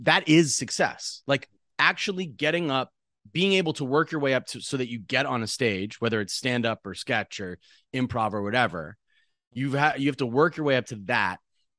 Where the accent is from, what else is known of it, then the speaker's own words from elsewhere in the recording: central Massachusetts, United States; moved away as an adult; I grew up in Massachusetts.